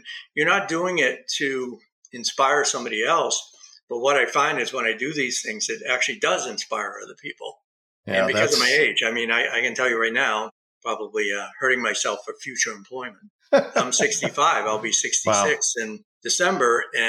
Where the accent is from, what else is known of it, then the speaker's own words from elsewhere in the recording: East Coast, United States; also born or lived in Huntington Beach; now in Nevada, United States; I come from the East Coast, so that's more buttoned up. I spent 5 years in Southern California in Huntington Beach.